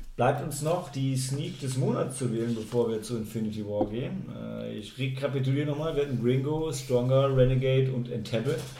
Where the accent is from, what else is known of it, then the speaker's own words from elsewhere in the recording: Germany; als Deutsche